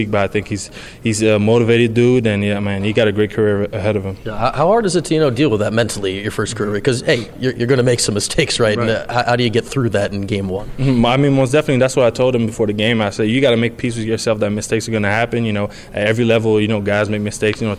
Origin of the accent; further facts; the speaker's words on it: Quebec, Canada; Well, I, you know, I started with hockey, like anybody in Quebec. You know, you start playin